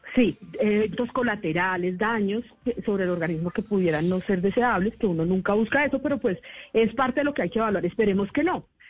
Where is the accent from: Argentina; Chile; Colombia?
Colombia; Bogotá; yo soy bogotana, pero padre ah. ecuatoriano